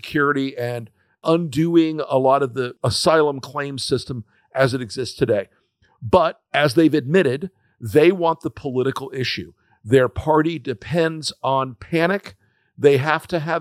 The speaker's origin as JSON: {"language": "English", "region": "Florida", "country": "United States", "said": "I'm from Florida"}